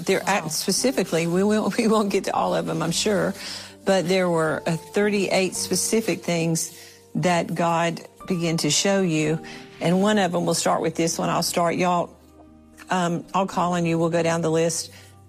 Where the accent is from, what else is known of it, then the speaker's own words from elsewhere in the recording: South Carolina, United States; I was born in South Carolina